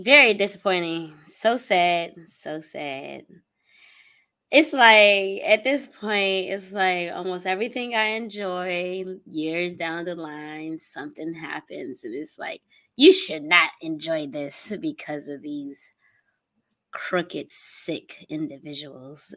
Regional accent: United States; as an American

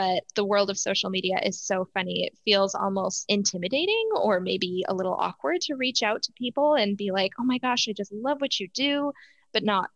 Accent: Utah, United States; I grew up in Utah, and my parents are both immigrants

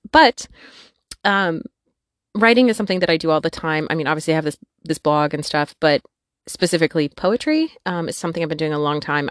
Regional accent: northwestern Wisconsin, United States; moved away as an adult; also born or lived in Peoria, Illinois; I was born and raised in northwestern Wisconsin.

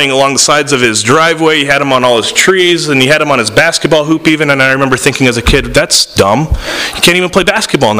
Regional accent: San Diego, California, United States; moved away; also born or lived in Tampa, Florida, United States; I grew up in San Diego and Tampa

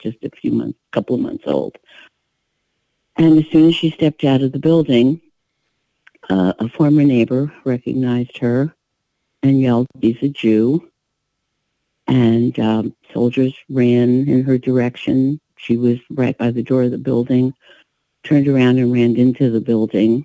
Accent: Nyíregyháza, Szabolcs-Szatmár-Bereg, Hungary; also born or lived in Budapest, Hungary; I was born in Nyíregyháza, in my grandparents' home

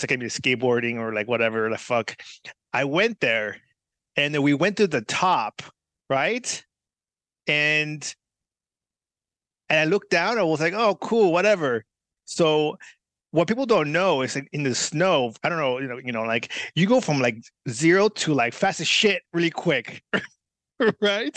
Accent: California, United States; I grew up like in California

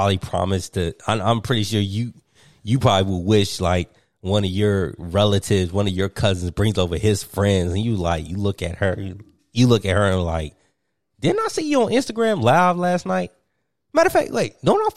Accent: Martinsville, Virginia, United States; I grew up in Martinsville, Virginia

